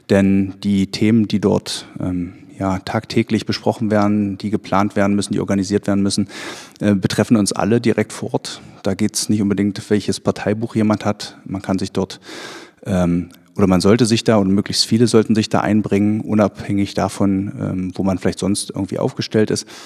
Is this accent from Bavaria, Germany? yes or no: no; Ballenstedt, Saxony-Anhalt, Germany; Ich bin in Ballenstedt selber aufgewachsen, äh, bin auch selber hier zur Schule gegangen. Meine Familie äh, wohnt hier in Ballenstedt